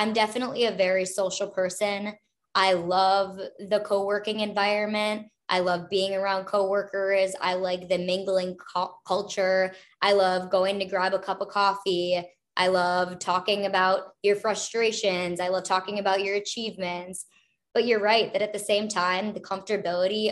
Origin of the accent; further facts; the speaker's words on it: Minnesota, United States; also born or lived in Los Angeles; now in Chicago, United States; I grew up in the Midwest, so I'm originally from Minnesota